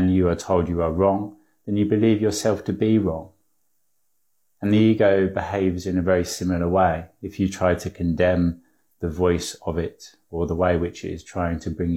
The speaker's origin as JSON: {"language": "English", "area": "an hour or so above London", "region": "East of England", "country": "United Kingdom", "said": "The East Coast in the UK, so an hour or so above London."}